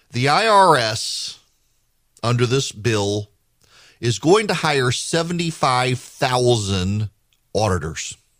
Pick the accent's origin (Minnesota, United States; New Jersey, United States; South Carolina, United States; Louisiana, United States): Louisiana, United States; now in Georgia, United States; I grew up in Louisiana